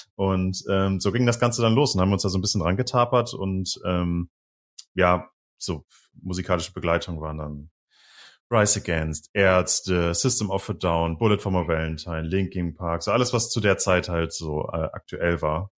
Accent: Düsseldorf, North Rhine-Westphalia, Germany; now in Bremen, Germany; Ich komme halt ursprünglich aus Düsseldorf

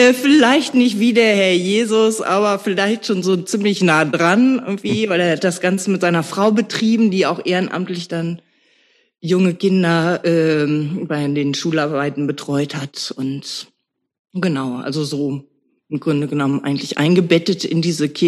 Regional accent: Nörten-Hardenberg, Lower Saxony, Germany; Äh, ich bin in Nörden-Hardenberg aufgewachsen.

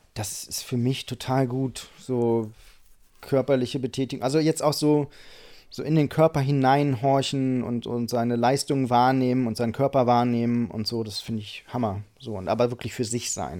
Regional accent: Einbeck, Lower Saxony, Germany; moved away as an adult; now in Hamburg, Germany; Ich komme aus Einbeck.

